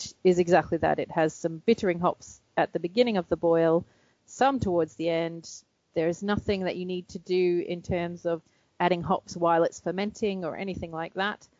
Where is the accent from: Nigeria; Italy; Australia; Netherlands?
Australia; moved away; I'm Australian.